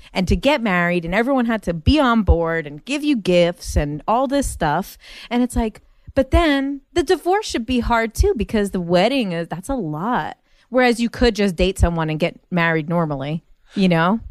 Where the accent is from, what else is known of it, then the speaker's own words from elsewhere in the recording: Jersey City, New Jersey, United States; moved away as an adult; now in Los Angeles, United States; we grew up in Jersey City